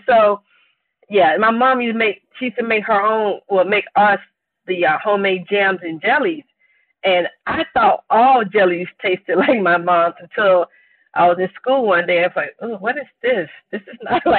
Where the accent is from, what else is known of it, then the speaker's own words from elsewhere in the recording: Enterprise, Mississippi, United States; moved away as an adult; I grew up in Mississippi, and my grandmother had a farm